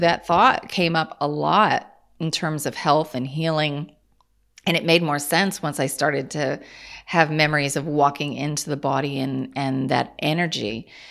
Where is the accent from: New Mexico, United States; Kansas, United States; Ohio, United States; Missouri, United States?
Kansas, United States; I'm from Kansas